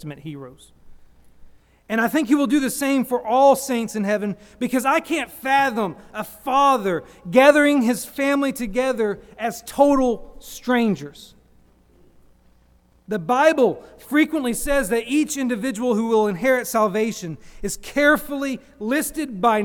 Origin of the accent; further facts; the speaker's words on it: United States; I'm an American